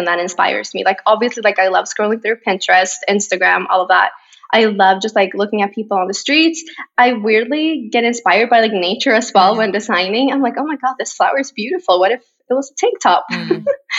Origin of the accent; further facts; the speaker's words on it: Borås, Västra Götaland, Sweden; English is a second language; now in Stockholm, Sweden; So 4 hours away on the other side of Sweden is my hometown, Borås, a very tiny town.